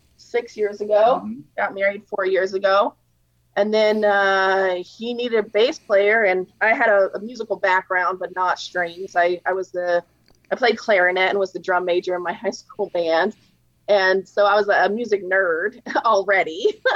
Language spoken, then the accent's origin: English; Texas, United States; also born or lived in New York / Louisiana / Arizona; So, yeah, I grew up, I was born in New York and was raised in Texas and Louisiana and a little bit in Arizona. My parents moved around a lot.